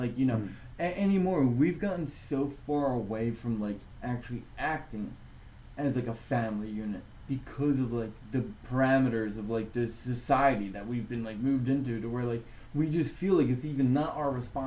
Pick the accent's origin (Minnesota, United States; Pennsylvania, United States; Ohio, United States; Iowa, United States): Pennsylvania, United States; Philadelphia; I grew up in the Northeast, Philly, and it's a neighborhood